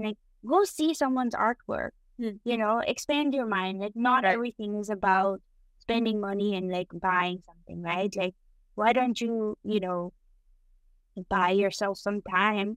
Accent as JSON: {"language": "English", "town": "Kathmandu", "region": "Bagmati", "country": "Nepal", "tie": "born or raised there", "moved": "yes", "lives_now": "Boston, United States", "said": "When I was growing up in Nepal"}